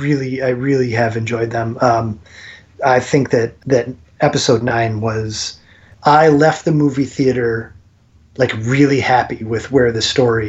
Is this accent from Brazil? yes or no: no; Churchville, New York, United States; I grew up west of Rochester in Churchville.